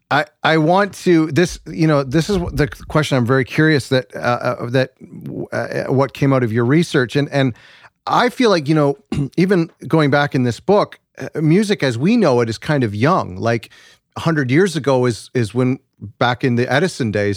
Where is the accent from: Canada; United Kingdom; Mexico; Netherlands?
Canada; as a Canadian, a white Canadian